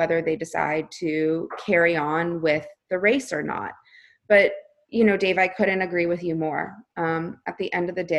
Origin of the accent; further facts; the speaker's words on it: Florida, United States; now in California, United States; I grew up in Florida. I now live in California